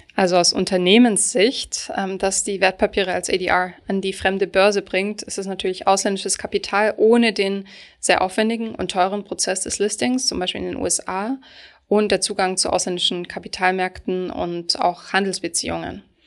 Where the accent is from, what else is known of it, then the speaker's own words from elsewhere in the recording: Germany; als Deutsche